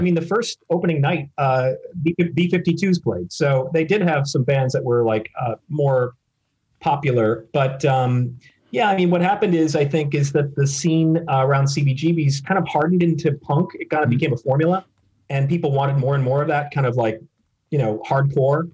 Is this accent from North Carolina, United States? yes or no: no; Minneapolis, Minnesota, United States; also born or lived in Chicago, Illinois; now in New York, United States; I was born in the Minneapolis suburban area